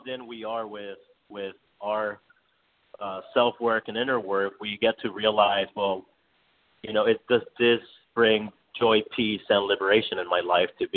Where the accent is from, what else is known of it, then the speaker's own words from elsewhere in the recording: Miami, Florida, United States; now in New York City, United States; coming from like a low income means and growing up in Miami